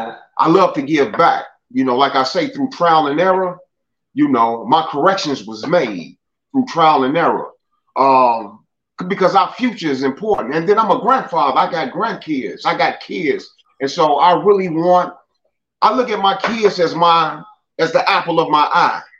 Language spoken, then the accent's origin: English; Chicago, Illinois, United States; I remember as a kid, man, you know, I grew up in Altgeld Gardens